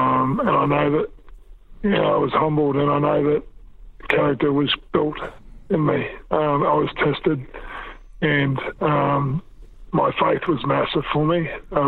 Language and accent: English; New Zealand; born there; And I was born in New Zealand, always meant a lot to me.